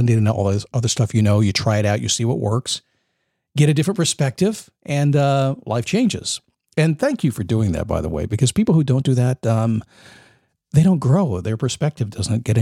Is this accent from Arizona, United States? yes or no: no; Manassas, Virginia, United States; moved away; I grew up in Manassas, Virginia